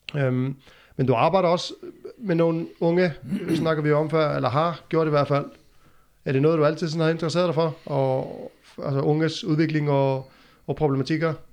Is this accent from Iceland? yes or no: yes; Iceland; moved away; hjemme i Island